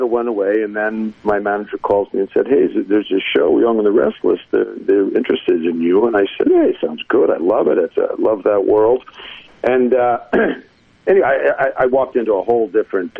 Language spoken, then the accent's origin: English; New Jersey, United States; growing up in New Jersey